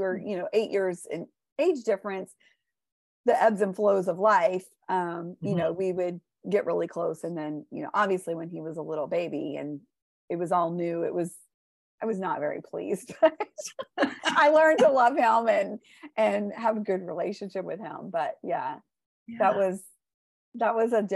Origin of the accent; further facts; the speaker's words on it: Houston, Texas, United States; I grew up in Houston, Texas, and I still live in Houston, Texas, but I grew up here in the Cypress area